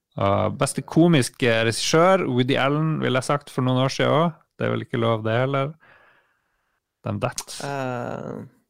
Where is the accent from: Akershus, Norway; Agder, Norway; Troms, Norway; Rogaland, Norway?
Troms, Norway; Harstad; moved away; jeg var hjemme i Harstad og jobba